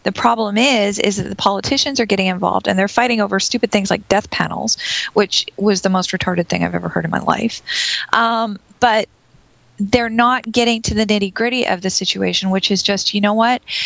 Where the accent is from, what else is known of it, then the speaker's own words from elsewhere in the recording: Canada; I'm Canadian